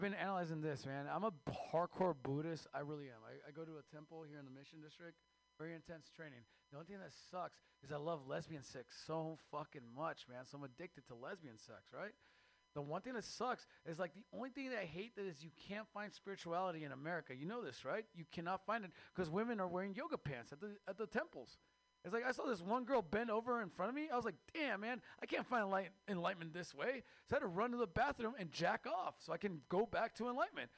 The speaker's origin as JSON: {"language": "English", "country": "Mexico", "moved": "yes", "said": "I am Mexican from Mexico"}